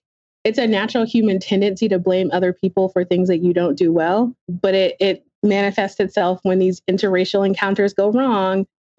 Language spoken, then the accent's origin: English; North Carolina, United States; So I grew up in North Carolina for the most part, but my parents were both military.